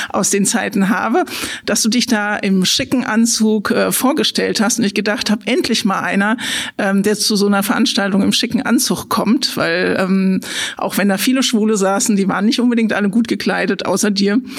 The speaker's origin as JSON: {"language": "German", "town": "Frankfurt", "region": "Hesse", "country": "Germany", "tie": "born or raised there", "lives_now": "Kelkheim, Germany", "said": "Genau, also ich bin Ur-Frankfurterin, also ich bin in Frankfurt geboren und groß geworden, habe da studiert und arbeite auch eben jetzt an der Uni, an der ich auch studiert habe und ähm, bin aber dann in den schönen Taunus gezogen."}